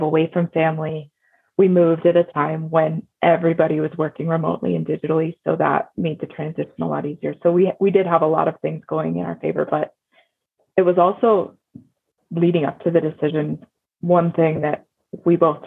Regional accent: Cody, Wyoming, United States; moved away; also born or lived in Houston, Texas; We're going to move back to where I grew up in Cody, Wyoming

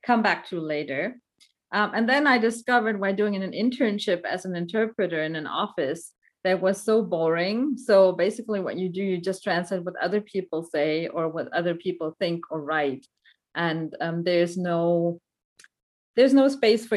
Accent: Black Forest, near Stuttgart, Baden-Württemberg, Germany; I grew up in Germany. I was born in Germany. My parents are from Sri Lanka, so they're both Tamils. They came as war refugees to Germany. And that's where I was born, in the Black Forest next to Stuttgart. That's also where I went to school.

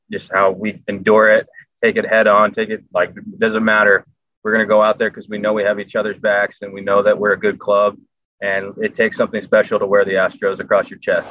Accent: Southern California, United States; growing up in Southern California, I was I was not the biggest Dodger fan. I was an Anaheim fan

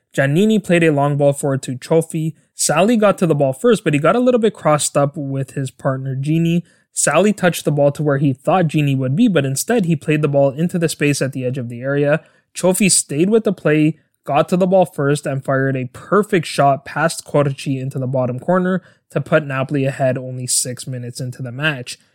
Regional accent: Canada; my home country of Canada

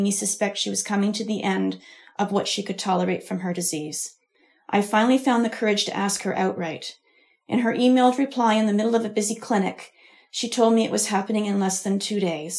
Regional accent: Ontario, Canada; I was born and raised in Ontario

